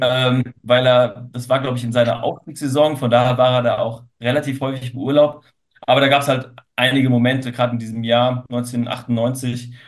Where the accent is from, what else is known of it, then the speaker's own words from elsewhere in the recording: Frankfurt, Hesse, Germany; als Frankfurter